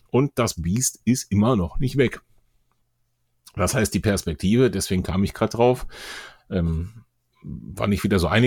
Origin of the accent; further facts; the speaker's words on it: Kassel, Hesse, Germany; auch eine Hörerin in Kassel gelaufen. Hast du das mitbekommen? Das hat mich fast am meisten gefreut in meiner Heimat.